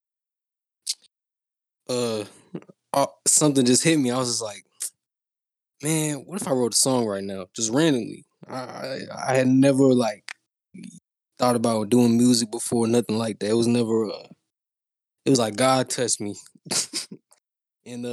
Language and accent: English; Houston, Texas, United States; I'm from Houston